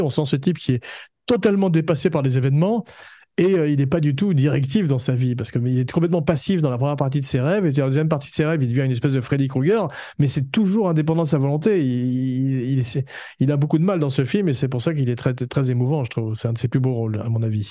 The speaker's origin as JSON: {"language": "French", "country": "France", "said": "comme on est français"}